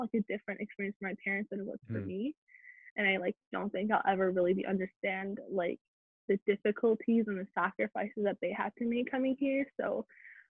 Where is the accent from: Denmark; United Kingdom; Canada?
Canada; also born or lived in Iran; I was born in Iran. I came in on 5, so I was raised in Canada